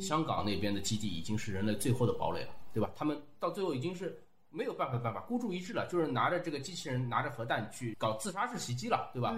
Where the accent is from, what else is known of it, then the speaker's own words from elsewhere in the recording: China; 我们中国人